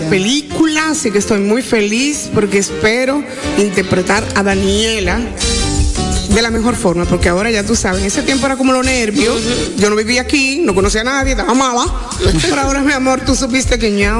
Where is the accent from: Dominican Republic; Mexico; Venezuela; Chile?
Dominican Republic; moved away; also born or lived in Puerto Rico; me ha dado este país, el retorno, el yo poder volver